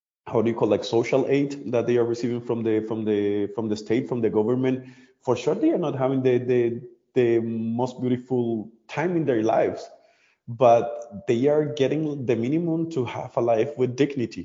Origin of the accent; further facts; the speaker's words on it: Colombia; now in Germany; I'm from Colombia